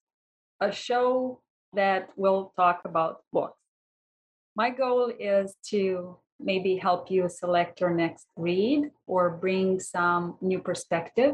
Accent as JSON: {"language": "English", "country": "Romania", "said": "I am actually from Romania."}